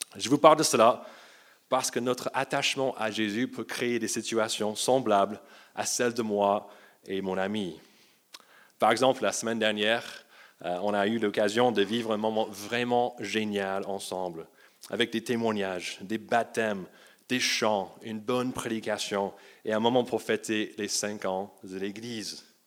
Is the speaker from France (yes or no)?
no; United States; moved away; j'ai grandi aux États-Unis